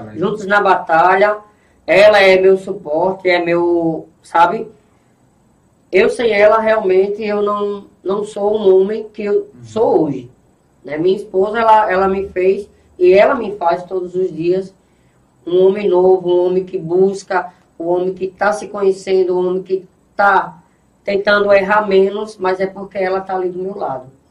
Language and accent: Portuguese; Itambé, Pernambuco, Brazil; Eu sou natural de Itambé